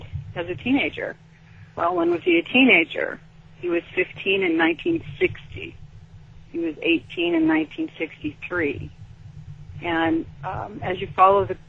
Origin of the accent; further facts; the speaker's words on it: Sacramento, California, United States; since I grew up in Sacramento, I started asking people I went to high school with.